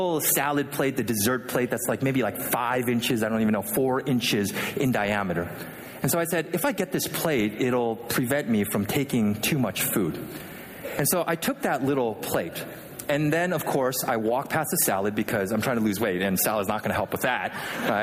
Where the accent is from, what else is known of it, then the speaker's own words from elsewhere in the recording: Vancouver, British Columbia, Canada; also born or lived in Philadelphia, United States; now in Michigan, United States; as a kid, I grew up in Vancouver, Canada. Not Vancouver, Washington, but the real Vancouver, Canada